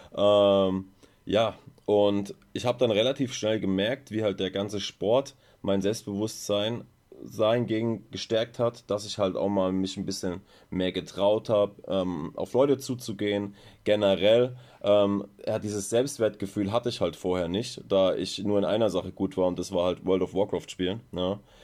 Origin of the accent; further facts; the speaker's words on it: Mannheim, Baden-Württemberg, Germany; now in Ludwigshafen, Germany; ich komme gebürtig aus ähm, Mannheim